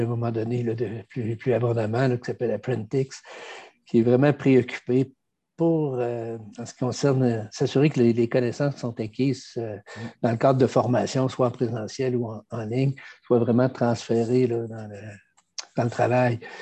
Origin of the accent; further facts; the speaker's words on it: Quebec, Canada; On est des Français euh, américanisés.